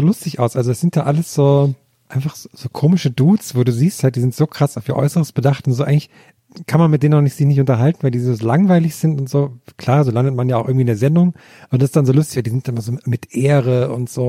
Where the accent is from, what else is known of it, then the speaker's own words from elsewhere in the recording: Thuringian Forest, Germany; moved away; habe ich da eine Aus Ausbildung zum Bergretter gemacht im Thüringer Wald